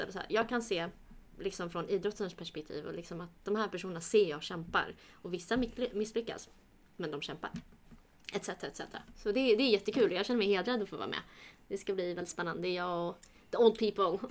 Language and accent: Swedish; Sweden; jag är uppväxt här, jag ser mig mer svensk än kurd